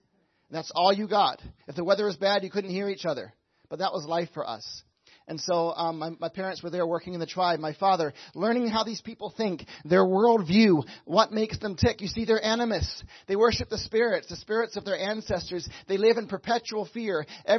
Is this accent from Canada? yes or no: no; Papua New Guinea; I grew up in Papua New Guinea, like I said, a land above Australia, below Indonesia, a beautiful land. We lived in the mountains. My parents went there in 1974.